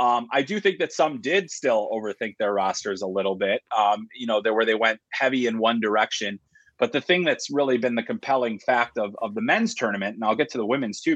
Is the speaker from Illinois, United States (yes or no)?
yes; Chicago, Illinois, United States; I grew up in Chicago, and I grew up on the south side of the city. My dad was on the Chicago Fire Department, so we lived in the city limits.